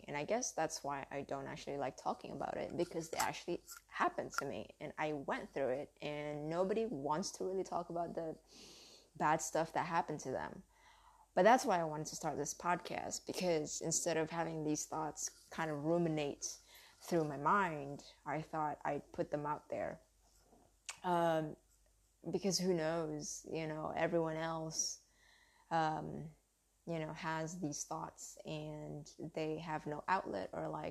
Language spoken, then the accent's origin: English; United States; accent: southern; English is a second language; I grew up in America, being Asian